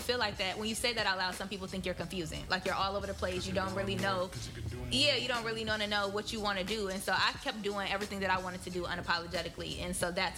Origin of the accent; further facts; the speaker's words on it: Benton Harbor, Michigan, United States; moved away; I am originally from Benton Harbor, Michigan, and I say Benton Harbor loud and proud